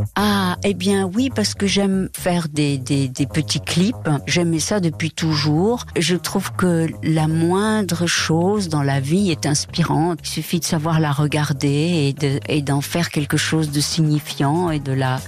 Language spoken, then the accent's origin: French; Mexico; first language Spanish; French is a second language; moved away as an adult; now in France; je parle très bien l'espagnol et que c'est ma première langue et que j'ai vécu 18 ans au Mexique